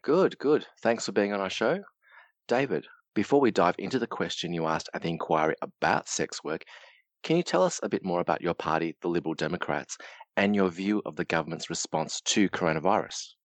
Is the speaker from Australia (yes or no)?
yes; Melbourne, Victoria, Australia; I grew up in Melbourne